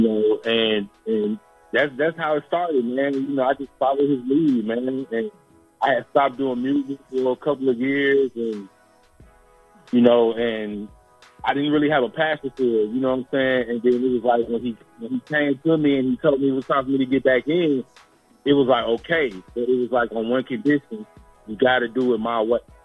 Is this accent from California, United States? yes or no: yes; East Palo Alto, California, United States; also born or lived in Memphis, Tennessee; now in Sacramento, United States; I grew up in the Bay Area. Um, I grew up in a, a town called East Palo Alto